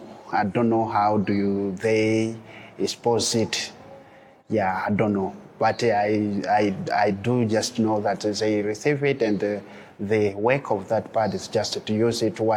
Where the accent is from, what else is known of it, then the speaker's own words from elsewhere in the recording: DR Congo; now in Dzaleka, Malawi; I'm coming from DRC.